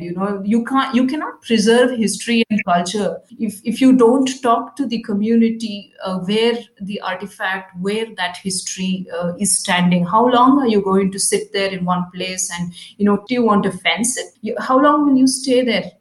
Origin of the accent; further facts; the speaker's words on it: Karnataka, India; English is a second language; I'm from Karnataka